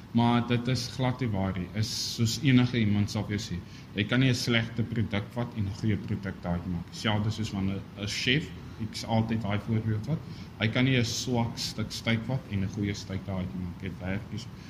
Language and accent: Afrikaans; South Africa; ons as Suid-Afrikaners